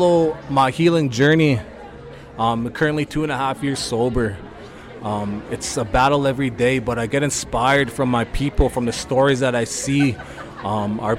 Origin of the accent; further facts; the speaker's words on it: Meadow Lake, Saskatchewan, Canada; moved away; my hometown of Meadow Lake